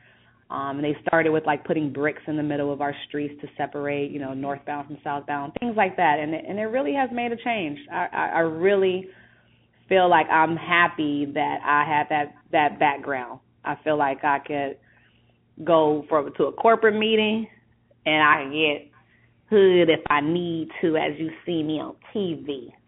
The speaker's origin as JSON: {"language": "English", "town": "Compton", "region": "California", "country": "United States", "tie": "born or raised there", "said": "Born and raised."}